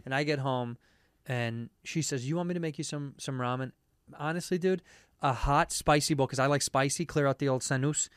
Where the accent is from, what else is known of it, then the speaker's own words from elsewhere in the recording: Chicago, Illinois, United States; Chicago, my hometown